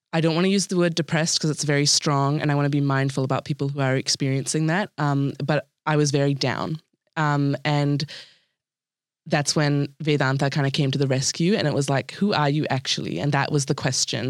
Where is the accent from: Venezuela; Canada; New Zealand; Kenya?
New Zealand; born or raised there